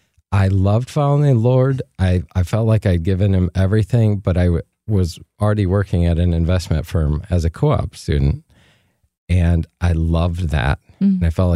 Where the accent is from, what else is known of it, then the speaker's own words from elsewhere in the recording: Flint, Michigan, United States; Near Flint, Michigan.